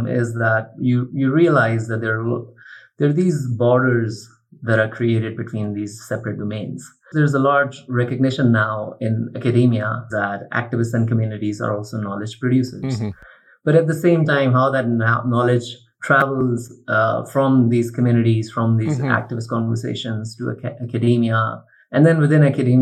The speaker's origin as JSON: {"language": "English", "country": "Pakistan", "tie": "born or raised there", "also_born_or_lived": "Chapel Hill, North Carolina", "said": "Growing up in Pakistan"}